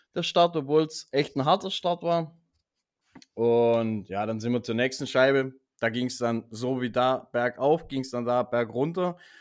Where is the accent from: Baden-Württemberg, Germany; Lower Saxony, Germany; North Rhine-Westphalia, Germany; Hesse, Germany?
Baden-Württemberg, Germany; bei uns in Baden-Württemberg